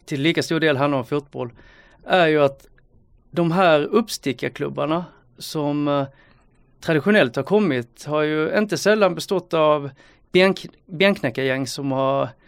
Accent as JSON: {"language": "Swedish", "town": "Sölvesborg", "region": "Blekinge", "country": "Sweden", "tie": "born or raised there", "said": "i Sölvesborg, där jag växte upp"}